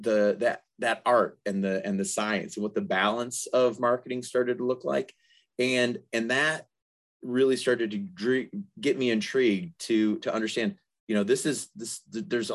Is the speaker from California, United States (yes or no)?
no; Detroit, Michigan, United States; moved away as an adult; now in Atlanta, United States; growing up in the Detroit area